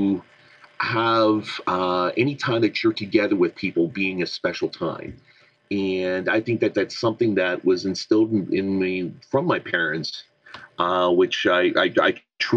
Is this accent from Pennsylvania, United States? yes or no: yes; Southwestern Pennsylvania, United States; I'm from Southwestern PA